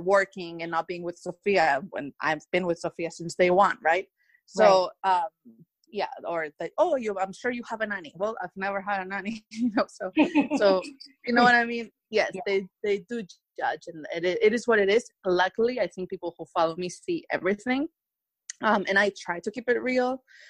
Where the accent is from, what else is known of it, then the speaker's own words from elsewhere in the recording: Spain; English is a second language; now in Beverly Hills, United States; They didn't even know I was from Spain and that my whole family has been living through coronavirus for weeks and weeks.